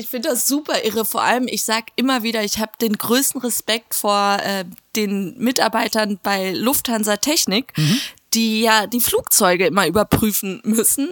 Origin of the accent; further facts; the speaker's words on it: Hagen, North Rhine-Westphalia, Germany; in meiner Heimatstadt Hagen